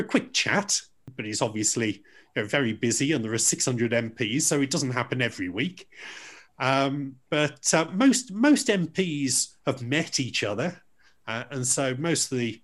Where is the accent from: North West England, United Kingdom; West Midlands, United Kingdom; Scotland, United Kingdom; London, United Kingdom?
West Midlands, United Kingdom; Dudley; also born or lived in Stourbridge; I'm from Dudley. I mean, I still live in Stourbridge, and I went to school in Stourbridge